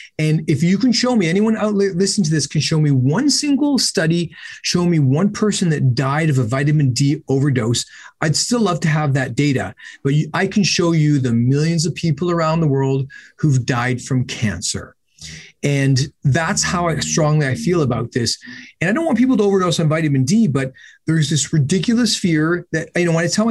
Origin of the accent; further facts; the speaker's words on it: Canada; I'm Canadian